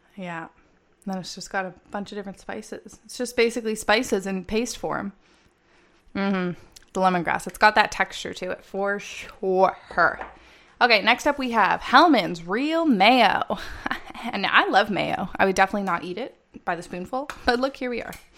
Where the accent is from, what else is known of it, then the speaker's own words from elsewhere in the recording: Canada; I'm from Canada